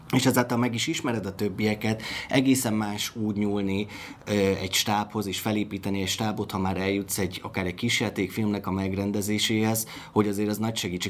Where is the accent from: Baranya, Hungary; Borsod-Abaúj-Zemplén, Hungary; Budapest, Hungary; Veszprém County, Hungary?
Borsod-Abaúj-Zemplén, Hungary; Miskolc; Miskolci vagyok